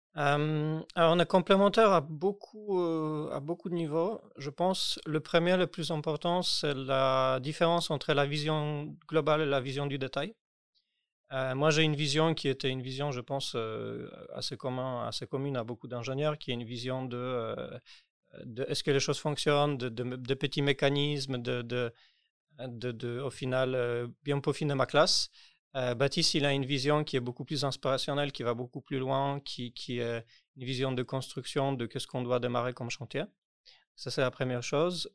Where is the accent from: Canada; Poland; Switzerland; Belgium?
Poland; French is a second language; moved away as an adult; now in Paris, France; je déménageais en France parce que, parce que je suis polonais. J'ai déménagé en France